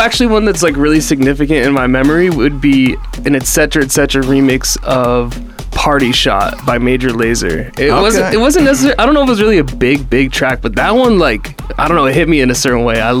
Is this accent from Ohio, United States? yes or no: no; New Hampshire, United States; I'm from New Hampshire.